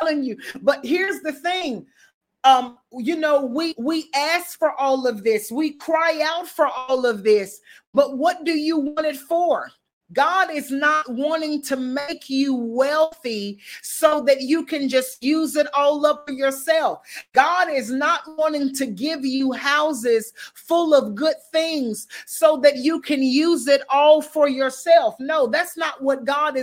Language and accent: English; the South, United States; I'm from the South. And believe it or not, it gets cold in the South, but it don't get Chicago cold